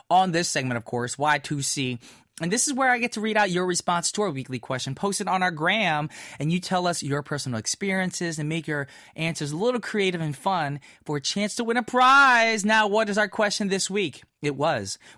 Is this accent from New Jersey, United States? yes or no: yes; New Jersey, United States; now in South Korea; My hometown friends from small town New Jersey.